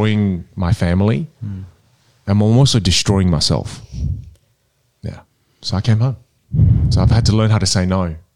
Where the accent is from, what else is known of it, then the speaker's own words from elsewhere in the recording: Adelaide, South Australia, Australia; first language Teochew; English is a second language; moved away as an adult; also born or lived in United States; I'm from Adelaide, right? And I come from the northern suburbs, you know, it's the hood. And I never had any opportunities growing up